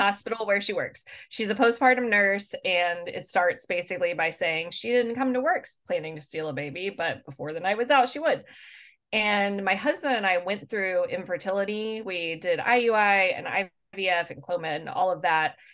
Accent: Albertville, Alabama, United States; I grew up in North Alabama in a small town called Albertville

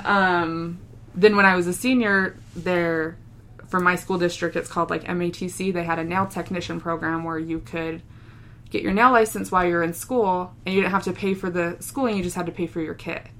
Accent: New Mexico, United States; we're from New Mexico, and so we eat a lot of green chili

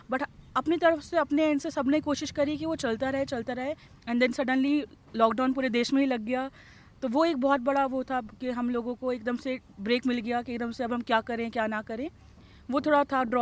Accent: Delhi, India; मैं दिल्ली से ही

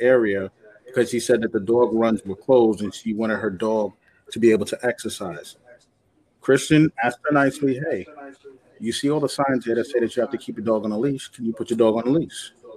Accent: New York, United States; we are from New York

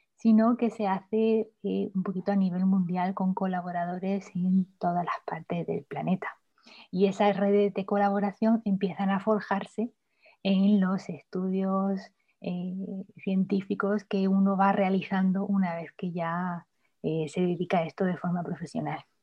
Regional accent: Murcia, Region of Murcia, Spain; moved away as an adult; also born or lived in Tenerife, Spain / Granada, Spain; now in Chile; empecé mis estudios en mi ciudad natal, en Murcia

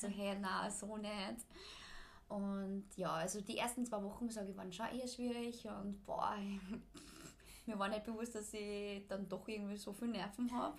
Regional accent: Austria; bei uns in Österreich

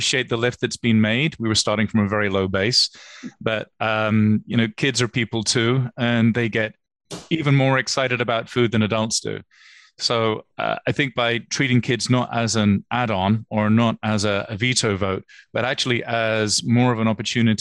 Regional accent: United Kingdom; moved away; As a British guy

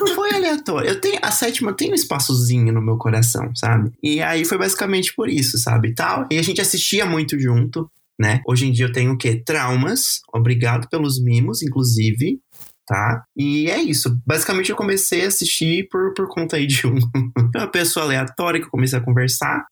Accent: Brazil; como brasileiro

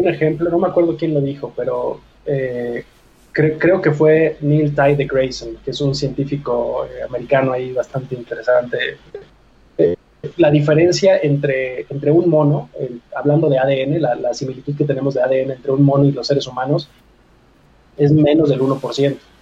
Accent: Mexico; como mexicanos

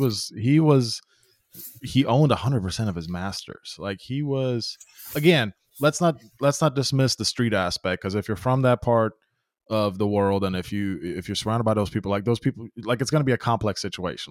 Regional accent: Memphis, Tennessee, United States; I grew up in Memphis

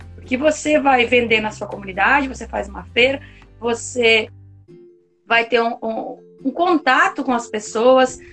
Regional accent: South Region, Brazil; eu nasci aqui no Sul e sei muito bem o que é monocultura. E produzir aqui onde eu estou nesse momento é uma cidade muito pequenininha.

